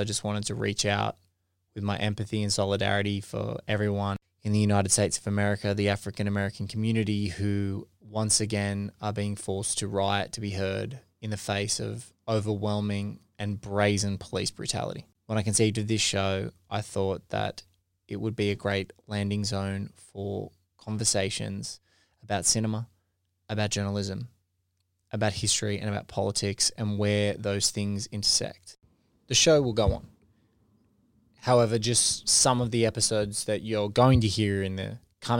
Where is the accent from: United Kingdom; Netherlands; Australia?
Australia; this lucky country that I feel guilty for continually saying that I'm lucky that I live